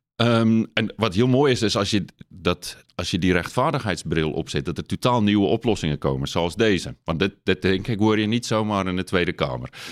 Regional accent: South Africa; accent: lichte accent; Dutch is a second language; now in Netherlands; ik ben geboren in Zuid-Afrika. Ik ben opgegroeid op een natuurreservaat

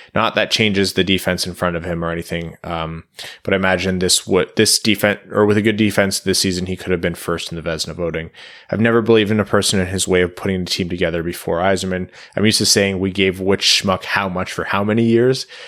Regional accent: Windsor, Ontario, Canada; moved away; I'm from Windsor

